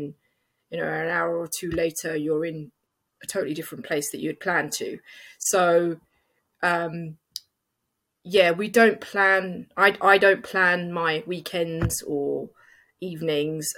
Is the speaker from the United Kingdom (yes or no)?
yes; London, United Kingdom; it's my hometown.